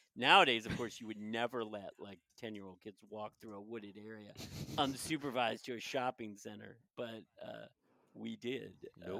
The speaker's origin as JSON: {"language": "English", "town": "Wheaton", "region": "Maryland", "country": "United States", "tie": "born or raised there", "said": "Just around here in Wheaton, which is the next like little area over from Silver Spring."}